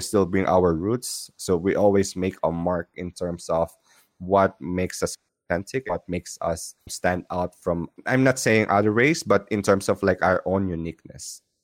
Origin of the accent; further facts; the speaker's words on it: Philippines; I'm from Philippines